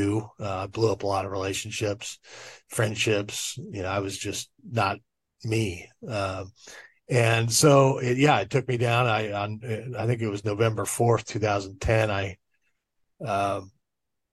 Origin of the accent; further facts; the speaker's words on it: Orange County, Southern California, United States; I was raised in Orange County down in Southern California